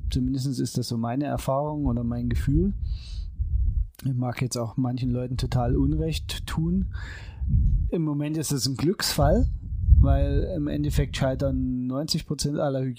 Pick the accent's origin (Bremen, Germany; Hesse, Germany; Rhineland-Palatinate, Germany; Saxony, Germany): Saxony, Germany; als halt Sachse.